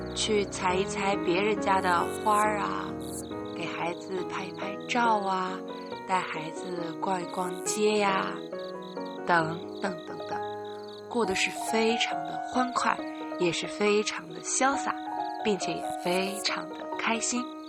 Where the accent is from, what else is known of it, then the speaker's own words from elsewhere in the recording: Henan, China; 来到河南吧，来到我的家乡，来到我家